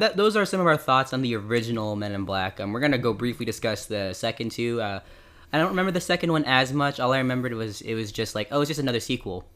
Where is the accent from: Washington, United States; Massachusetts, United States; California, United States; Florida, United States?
California, United States; Fresno; we're both from Fresno, California.